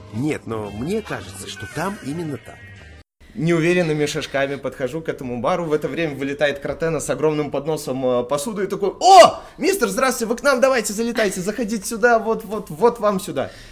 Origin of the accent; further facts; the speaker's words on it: Minsk, Belarus; Из Минска